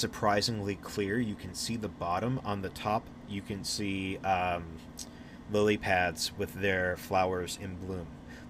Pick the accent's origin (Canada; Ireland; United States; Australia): Ireland; I'm Irish. Don't talk to me about